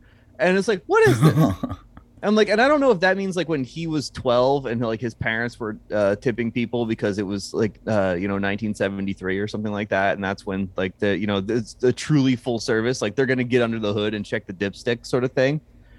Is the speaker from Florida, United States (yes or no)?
no; New Jersey, United States; because we're from New Jersey